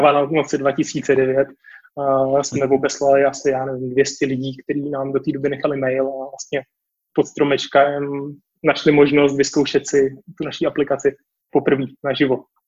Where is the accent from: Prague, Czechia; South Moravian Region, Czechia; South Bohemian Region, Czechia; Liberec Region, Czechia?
Prague, Czechia; já jsem z Prahy